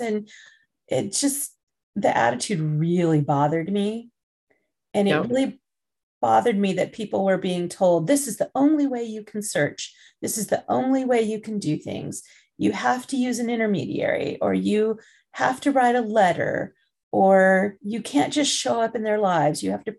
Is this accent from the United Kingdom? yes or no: yes; England, United Kingdom; born there; I guess I have to be careful because I was born in England.